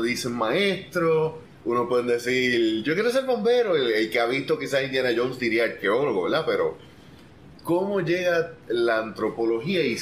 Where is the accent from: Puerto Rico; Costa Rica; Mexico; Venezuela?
Puerto Rico; Ponce; also born or lived in Argentina; Yo soy aquí de Ponce.